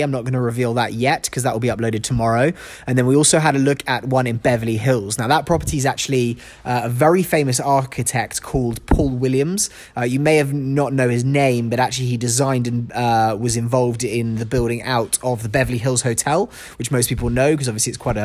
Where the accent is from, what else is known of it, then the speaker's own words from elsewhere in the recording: London, United Kingdom; now in Los Angeles, United States; London, my hometown